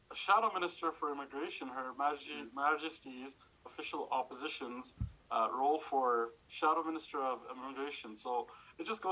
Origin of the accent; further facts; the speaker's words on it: Calgary, Alberta, Canada; also born or lived in Dubai; I was born in Dubai, moved here to Calgary, the greatest city in the world, and to the greatest riding in the world, when I was just 5 years old